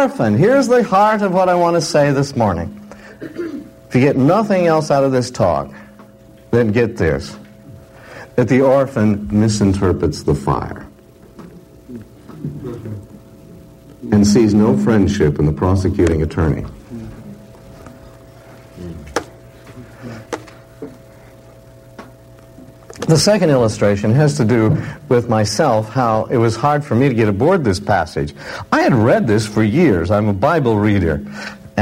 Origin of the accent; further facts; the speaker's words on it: Pistol River, Oregon, United States; I came from Oregon, and in my generation, Oregon was made up of very independent people